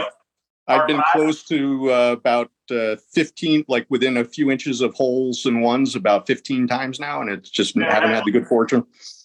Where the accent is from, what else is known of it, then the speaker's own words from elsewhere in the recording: Philadelphia, Pennsylvania, United States; now in Charlotte, United States; I'm in Charlotte, North Carolina. I'm originally from the Philadelphia, Pennsylvania area.